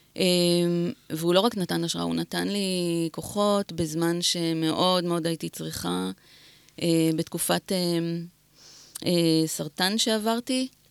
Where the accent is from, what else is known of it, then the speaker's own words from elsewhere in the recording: Netanya, Central District, Israel; גדלתי בנתניה